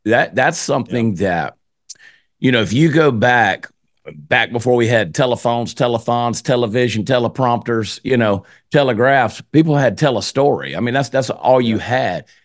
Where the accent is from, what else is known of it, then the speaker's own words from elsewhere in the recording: Georgia, United States; moved away as an adult; now in Texas, United States; I'm from Georgia. I live in Texas now. I've been in Texas now for 22 years, but I grew up in Georgia.